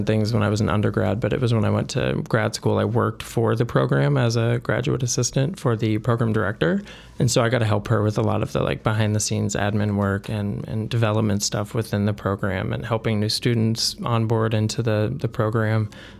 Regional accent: Burlington, Iowa, United States; born there; I was born in Burlington, Iowa, small town in Southeast Iowa. I went to the University of Iowa for undergrad and got a BS in psychology. And it was at that point that I knew that I wanted to get out of Iowa.

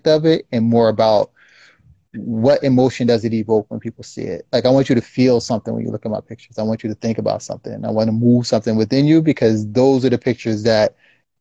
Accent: Irvington, New Jersey, United States; we grew up in Irvington

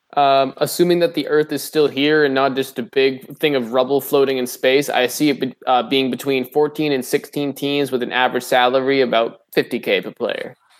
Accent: New England, United States; moved away; I'm from New England

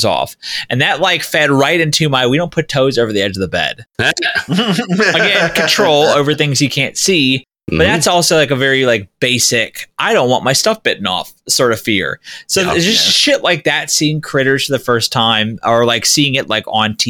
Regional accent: Florida, United States; I grew up in Florida.

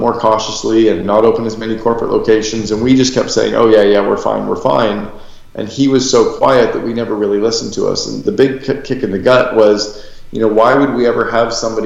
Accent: Canada; now in Scottsdale, United States; I'm a Canadian

